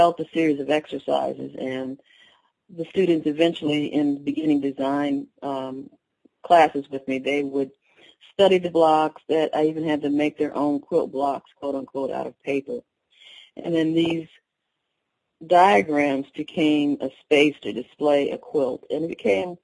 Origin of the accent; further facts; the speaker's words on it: Connecticut, United States; I grew up in Connecticut, but my family is from North Alabama